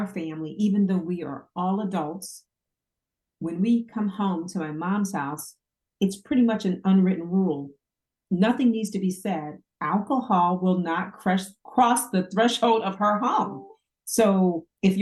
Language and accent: English; New Jersey, United States; I'm from Jersey. We talk loud, we talk a lot, and we talk fast at each other all the time.